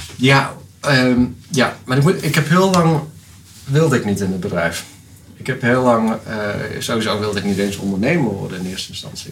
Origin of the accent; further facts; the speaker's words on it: Netherlands; als Nederlanders